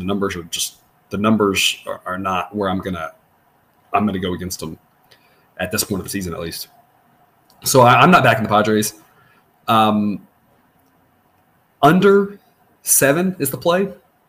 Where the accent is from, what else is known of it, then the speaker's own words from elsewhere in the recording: Corpus Christi, Texas, United States; I grew up in Corpus Christi. You know, I grew up tracking hurricanes. I know hurricane lingo.